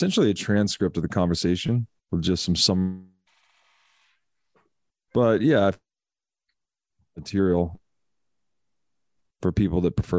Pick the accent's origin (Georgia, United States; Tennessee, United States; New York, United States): Tennessee, United States; moved away; I'm from Tennessee. So it's like going back home for me.